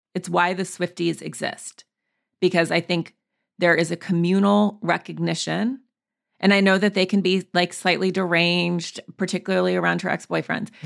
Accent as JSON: {"language": "English", "region": "Montana", "country": "United States", "tie": "born or raised there", "said": "I grew up in Montana, in the woods."}